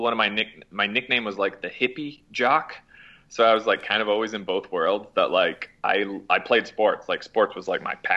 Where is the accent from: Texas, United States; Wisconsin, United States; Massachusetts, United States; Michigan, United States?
Michigan, United States; Mason; moved away as an adult; also born or lived in Utah; now in Asheville, United States; I grew up in Lansing, Michigan area, so a little town called Mason, Michigan, southern part of Michigan